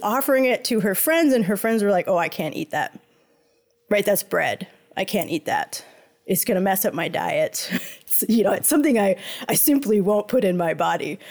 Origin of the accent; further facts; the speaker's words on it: United States; moved away as an adult; now in Montreal, Canada; I grew up in the United States